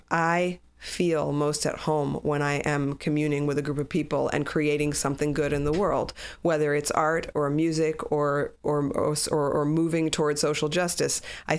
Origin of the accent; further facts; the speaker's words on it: New York City, New York, United States; I grew up in New York City, the child of completely and utterly assimilated Jewish parents so that there was no Judaism in the house. I was raised by a Catholic Cuban nanny